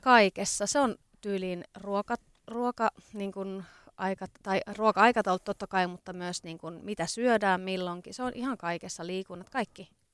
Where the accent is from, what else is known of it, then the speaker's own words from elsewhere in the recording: Ostrobothnia, Finland; now in Helsinki, Finland; Pohjanmaalta olen kotoisin, eli Pohjanmaan flikkoja